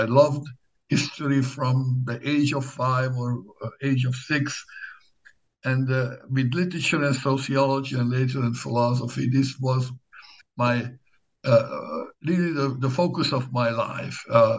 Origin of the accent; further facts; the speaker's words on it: Szabolcs-Szatmár-Bereg, Hungary; English is a second language; I was born in Hungary in the mid-1960s, and a small town not very far from the Ukrainian border. I did my high school years in the town of Nyíregyháza, one of the larger towns.